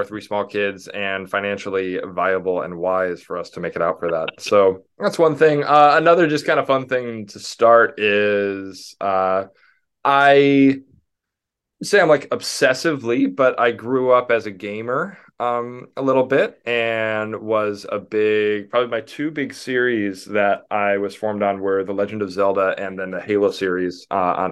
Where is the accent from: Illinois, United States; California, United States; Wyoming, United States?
Illinois, United States; Chicago; moved away as an adult; now in United Kingdom; I grew up in the Chicagoland area.